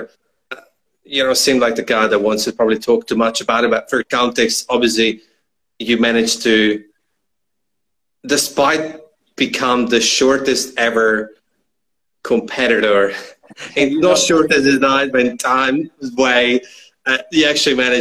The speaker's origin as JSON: {"language": "English", "region": "northern Italy", "country": "Italy", "tie": "born or raised there", "said": "It's not far from my hometown. I'm from the northern part of Italy"}